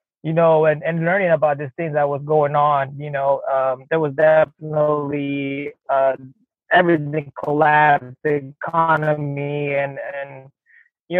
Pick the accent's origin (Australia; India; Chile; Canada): Chile; now in United States; I grew up very humble in a neighborhood down in South America in Chile called VL Cities.